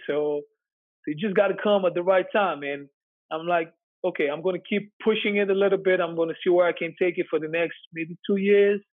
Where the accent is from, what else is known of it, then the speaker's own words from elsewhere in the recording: Switzerland; moved away as an adult; also born or lived in New York; I'm from Switzerland